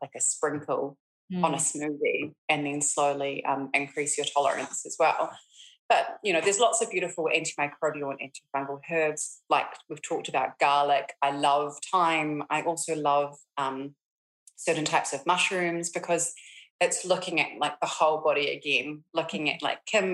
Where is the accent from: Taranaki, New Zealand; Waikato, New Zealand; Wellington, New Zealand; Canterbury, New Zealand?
Canterbury, New Zealand; Christchurch; moved away as an adult; also born or lived in Auckland; loss of my hometown